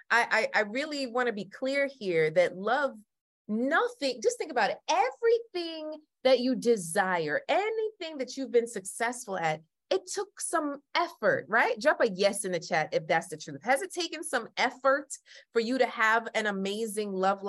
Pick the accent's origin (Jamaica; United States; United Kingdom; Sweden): Jamaica; I'm Jamaican